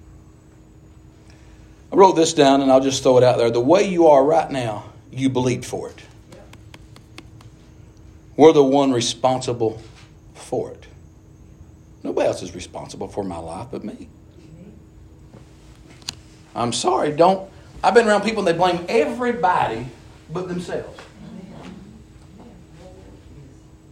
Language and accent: English; Appalachian Mountains, United States; I'm from the Appalachian Mountains. We're rednecks. I'm proud where I'm from